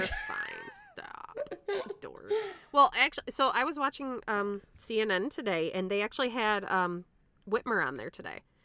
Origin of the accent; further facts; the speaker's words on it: United States; I'm an American